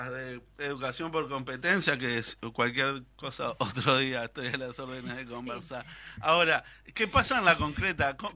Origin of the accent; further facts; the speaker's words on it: Canelones, Uruguay; yo soy de Canelones